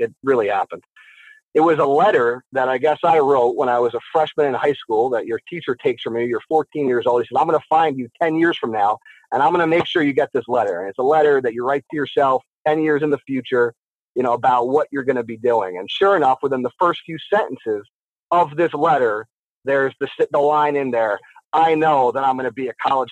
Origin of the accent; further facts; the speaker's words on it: Morris County, New Jersey, United States; I grew up in Morris County, New Jersey